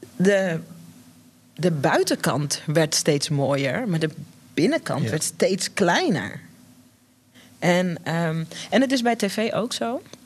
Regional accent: Netherlands; wij zijn hier geboren in Nederland, mijn broertje en ik

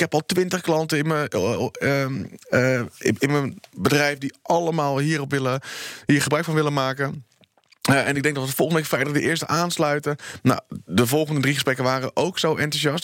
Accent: Netherlands

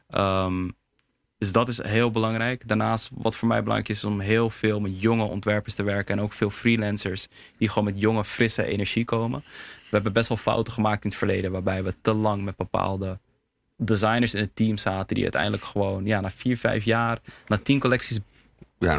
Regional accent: Heemskerk, North Holland, Netherlands; Surinaamse jongen, in Nederland geboren, opgegroeid in Heemskerk.

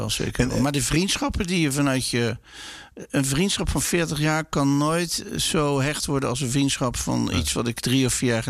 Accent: Rotterdam, South Holland, Netherlands; Ik ben ook nooit verhuisd uit Rotterdam. Ik ben heel, eh, ja, heel loyaal aan deze stad.

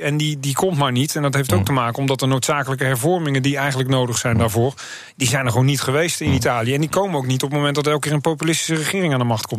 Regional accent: Netherlands; ik ben Nederlander

